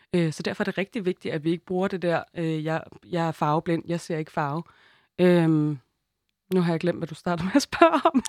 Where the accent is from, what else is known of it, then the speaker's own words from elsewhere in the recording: Denmark; jeg er født i Danmark og er hvid